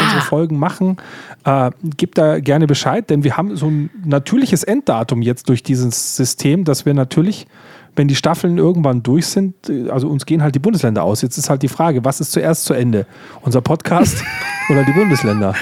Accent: Bavaria, Germany; ich natürlich als Bayer

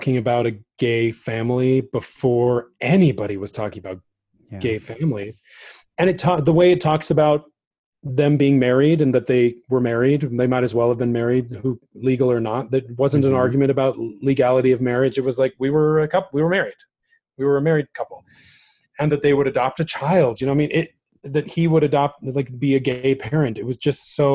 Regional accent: Utah, United States; I'm from Utah. I grew up in Utah, and I grew up in like the most conservative part of Utah

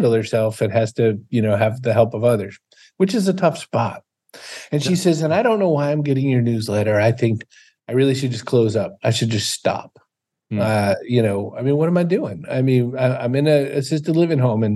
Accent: Maine, United States; I'm from Maine

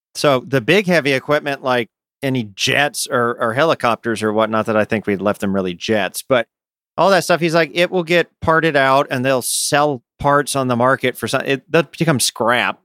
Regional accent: United States; I say this as an American

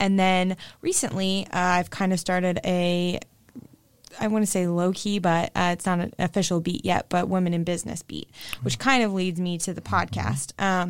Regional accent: Westerville, Ohio, United States; I am from Westerville and my mom had a job there, so I got free tuition

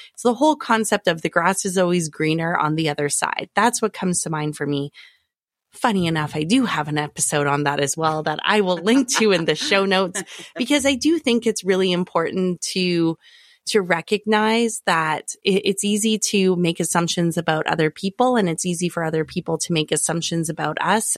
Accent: Alberta, Canada; moved away; I am from Alberta originally

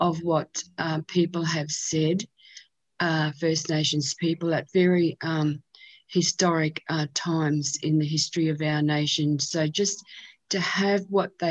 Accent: Australia; the history of our nation

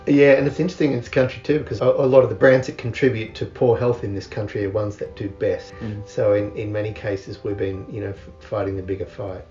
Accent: Canberra, Australian Capital Territory, Australia; moved away; As I grew up in Canberra, miles from the shore in Australia

